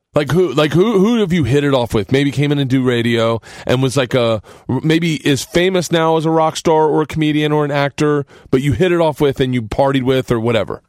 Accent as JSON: {"language": "English", "region": "the South", "country": "United States", "said": "I'm from the South"}